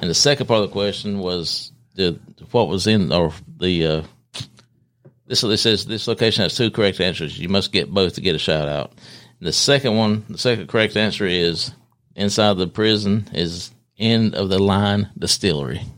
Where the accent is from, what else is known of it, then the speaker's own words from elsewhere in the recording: Gastonia, North Carolina, United States; I was born and raised in Gastonia.